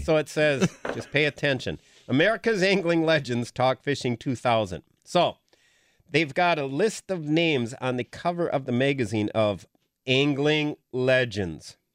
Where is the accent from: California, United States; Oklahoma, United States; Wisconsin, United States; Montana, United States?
Wisconsin, United States; Green Bay; growing up in the Bay Area